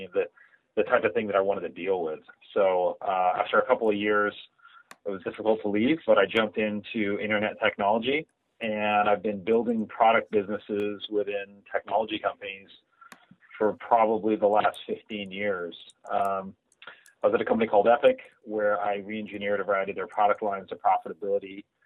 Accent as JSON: {"language": "English", "region": "California", "country": "United States", "tie": "born or raised there", "also_born_or_lived": "Germany / United Kingdom / France", "said": "I was born in Germany, lived in the UK, lived in France, came to the US when I was fairly young, and you know, spent most of my life in Southern California."}